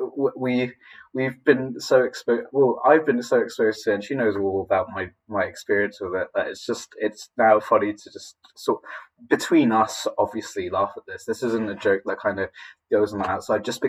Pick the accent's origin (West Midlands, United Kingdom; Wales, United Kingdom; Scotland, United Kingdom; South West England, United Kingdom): South West England, United Kingdom; Poole; also born or lived in Philippines; I came over to England as a Filipino with my mum when I was 7, and I got my British citizenship when I was around 10